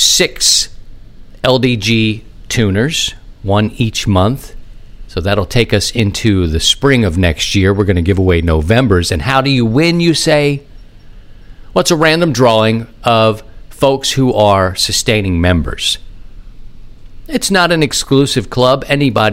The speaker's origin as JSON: {"language": "English", "town": "Baltimore", "region": "Maryland", "country": "United States", "tie": "born or raised there", "also_born_or_lived": "Philadelphia", "moved": "as an adult", "lives_now": "St. Louis, United States", "said": "I grew up in Baltimore"}